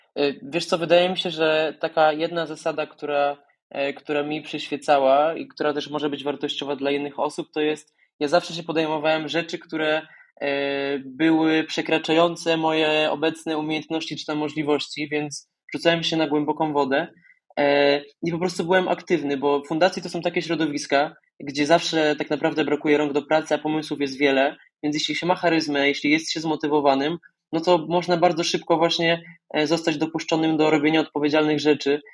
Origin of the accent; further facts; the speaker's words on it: Podkarpacie, Subcarpathian Voivodeship, Poland; moved away as an adult; now in Warsaw, Poland; ja pochodzę z Podkarpacia, z wioski poniżej tysiąca mieszkańców